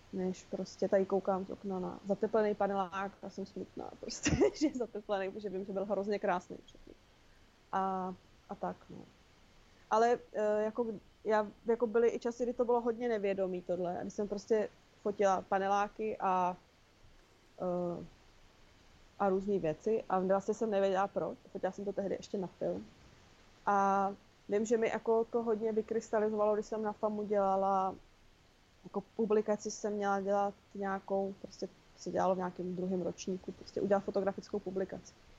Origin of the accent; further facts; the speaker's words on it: Olomouc, Olomouc Region, Czechia; now in Prague, Czech Republic; to sídliště, na kterém jsem vyrostla já v Olomouci